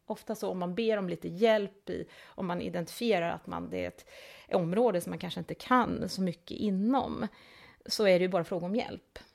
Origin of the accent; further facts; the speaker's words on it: outside Linköping, Östergötland, Sweden; also born or lived in Älmhult / Delhi, India / Hong Kong / Singapore; now in Malmö, Sweden; Jag växte upp i Östergötland, eh, lite utanför Linköping